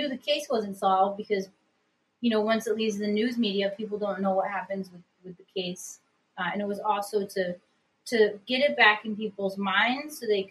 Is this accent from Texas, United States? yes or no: no; Upstate New York, United States; I'm from Upstate New York